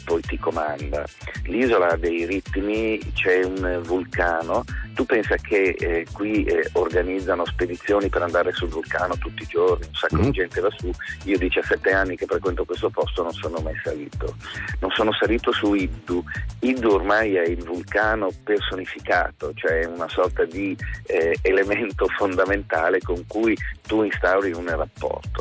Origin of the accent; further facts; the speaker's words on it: Milan, Lombardy, Italy; moved away as an adult; now in Stromboli, Italy; con la mentalità da milanese, proprio il milanese imbruttito che ero